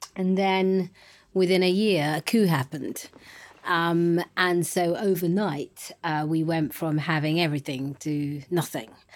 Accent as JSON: {"language": "English", "region": "London", "country": "United Kingdom", "tie": "born or raised there", "also_born_or_lived": "Ghana", "said": "I was born in East London, um, but my parents are from Ghana. Um, and I was, uh, raised in East London until I was About three."}